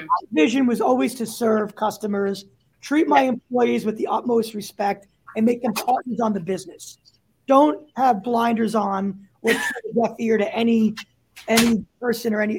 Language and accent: English; New York City, New York, United States; moved away as an adult; also born or lived in Chicago; I grew up in uh, a, a, borough called Staten Island